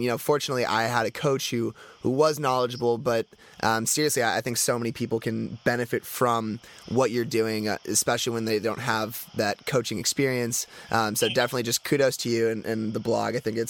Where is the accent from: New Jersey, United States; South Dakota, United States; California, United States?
California, United States; Southern; I grew up in Southern California, and I grew up around a lot of these top players.